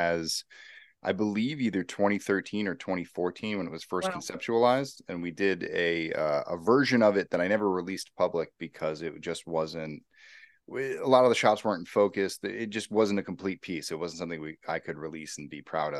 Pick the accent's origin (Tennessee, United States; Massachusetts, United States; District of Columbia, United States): Massachusetts, United States; now in California, United States; I'm actually from Massachusetts.